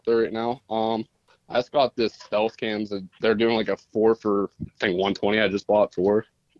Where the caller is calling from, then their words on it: Pennsylvania, United States; I'm from Duke Boys, PA area.